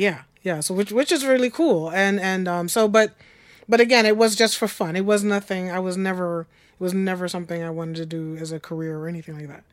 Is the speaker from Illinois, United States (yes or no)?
no; Long Island, New York, United States; I grew up on Long Island